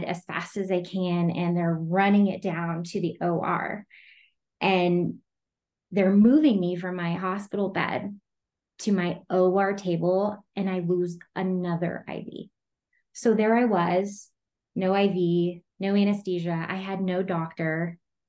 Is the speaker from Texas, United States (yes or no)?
yes; Amarillo, Texas, United States; now in Colorado Springs, United States; I'm from Texas, but I live in Colorado Springs.